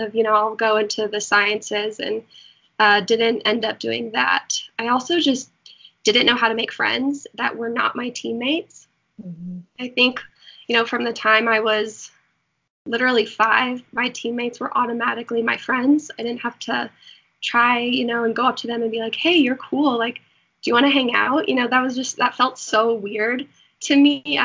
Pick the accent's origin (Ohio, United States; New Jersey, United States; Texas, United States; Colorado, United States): Colorado, United States; moved away as an adult; also born or lived in Florida; I'm from Colorado